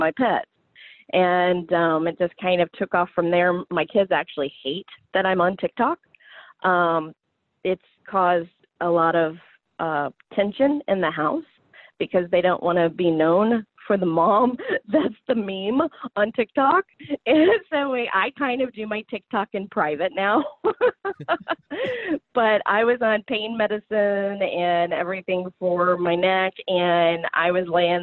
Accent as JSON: {"language": "English", "region": "Southern Illinois", "country": "United States", "said": "I am from Southern Illinois"}